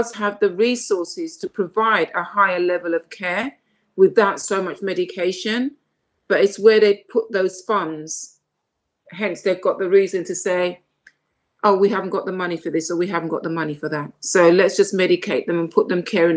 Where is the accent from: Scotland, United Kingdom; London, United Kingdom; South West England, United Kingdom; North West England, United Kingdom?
London, United Kingdom; also born or lived in Saint Lucia; even though I was born in London, when I was the age of 5, I went to St. Lucia and came back when I was 9.